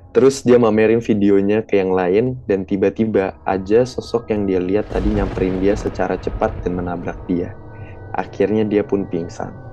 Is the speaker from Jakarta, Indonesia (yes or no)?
no; Yogyakarta, Special Region of Yogyakarta, Indonesia; For your info, aku adalah orang Jogja asli dan sekolahku pun ada di Jogja.